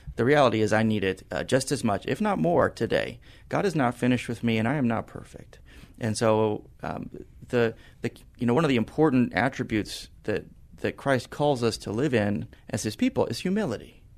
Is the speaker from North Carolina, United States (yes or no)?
no; San Antonio, Texas, United States; I grew up in San Antonio, one of the rare San Antonians that you'll meet today that, uh, spent my whole life here